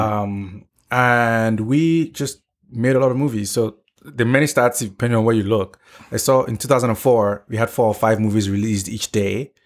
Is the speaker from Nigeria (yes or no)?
yes; Nigeria; moved away as an adult; now in United States; growing up in Nigeria